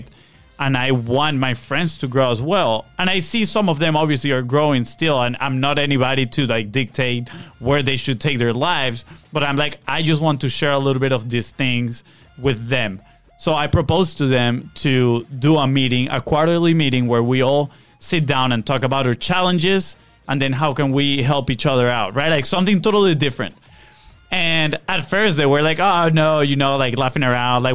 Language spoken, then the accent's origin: English; Venezuela; now in United States; I have this group of friends that we grew up together back in Venezuela